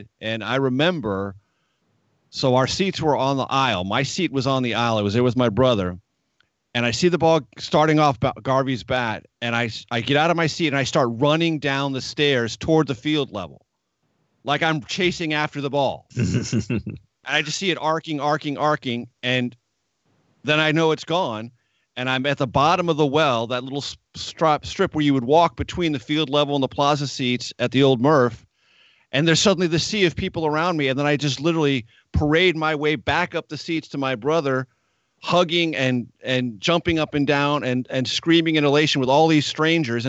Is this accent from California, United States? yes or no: yes; San Diego, California, United States; also born or lived in Kearny Mesa, San Diego; now in Washington, United States; I grew up in Claremont